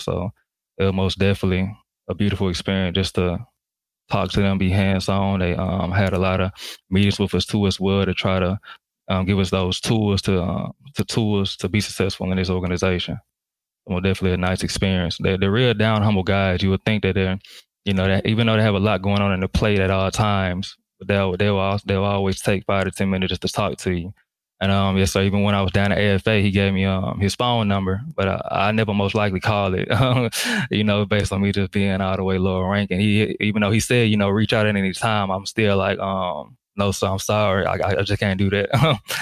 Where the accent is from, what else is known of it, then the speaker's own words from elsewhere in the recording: Jackson, Mississippi, United States; moved away as an adult; I'm from um, Jackson, Mississippi, down south. So I grew up in the south.